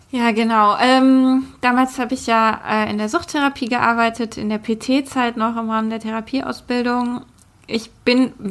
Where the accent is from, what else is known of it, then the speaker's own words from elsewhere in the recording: Berlin, Germany; also born or lived in Hamburg; Ich bin von Hamburg nach Berlin gezogen vor einem Jahr. Ich glaube, in der Folge zum Thema Wohnen die ich damals mit Lea gemacht habe, haben wir das auch erwähnt. Bin jetzt hier wieder ganz gut angekommen in meiner Heimatstadt